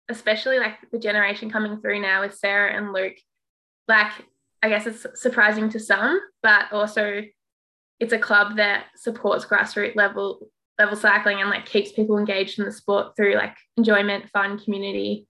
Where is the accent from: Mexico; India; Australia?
Australia; Melbourne, Victoria; I'm from Melbourne, Brunswick in Melbourne. That's where the cycling club I started at and have been since I was five